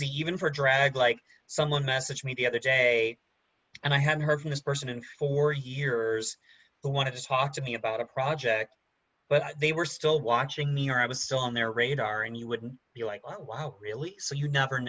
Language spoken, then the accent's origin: English; Highland, Indiana, United States; now in New York City, United States; I am from Indiana, a town called Highland, Indiana